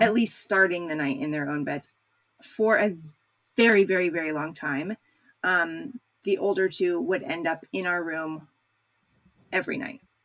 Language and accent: English; United States; as an American